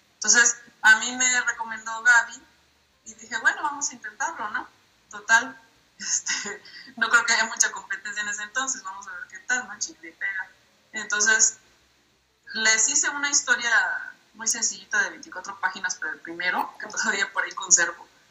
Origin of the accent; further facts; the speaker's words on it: Minatitlán, Veracruz, Mexico; now in Puebla, Mexico; yo originalmente soy de Minatitlán, Veracruz, o sea, vengo del caluroso sur del país, pero actualmente vivo en la ciudad de Puebla